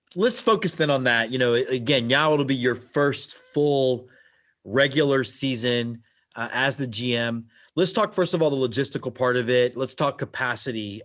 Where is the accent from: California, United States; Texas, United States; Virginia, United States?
Texas, United States; Houston; I grew up in Houston, Texas